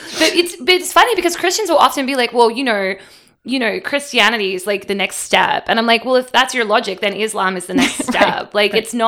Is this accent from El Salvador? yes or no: no; Australia; We called him Father Gaza because we're Australian.